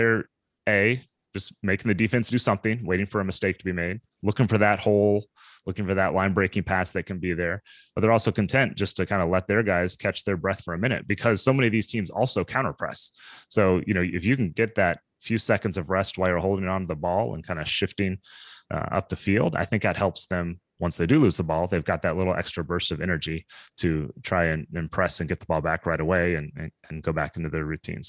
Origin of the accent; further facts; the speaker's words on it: Kansas City, United States; I grew up in Kansas City area